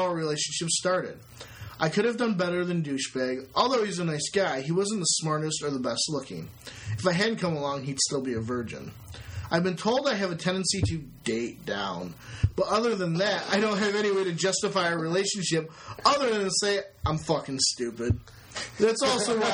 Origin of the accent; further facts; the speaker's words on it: Maryland, United States; I lived on a nice street in a nice neighborhood in a nice suburb of Maryland